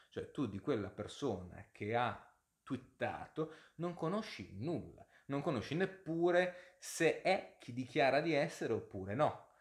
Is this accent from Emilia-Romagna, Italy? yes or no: no; Genoa, Liguria, Italy; moved away as an adult; now in London, United Kingdom; Io sono originariamente di Genova e sono a Genova in questo momento, anche se poi vivo e lavoro comunemente a Londra